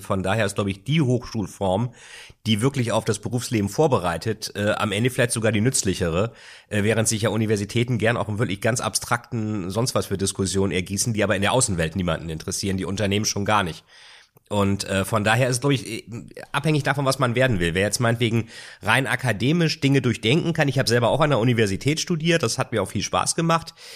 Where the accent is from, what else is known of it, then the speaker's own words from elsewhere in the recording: Bremen, Germany; also born or lived in Lilienthal; Meine Heimat Bremen. Bremen und Lilienthal.